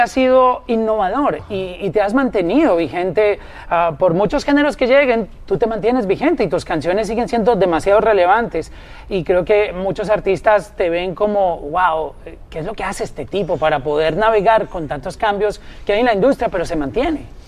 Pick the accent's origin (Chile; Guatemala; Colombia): Colombia; nosotros como colombianos